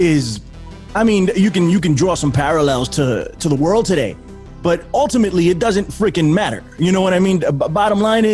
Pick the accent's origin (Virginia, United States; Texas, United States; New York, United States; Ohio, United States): New York, United States; New York City; moved away; I'm a Yankees fan because I'm from the Bronx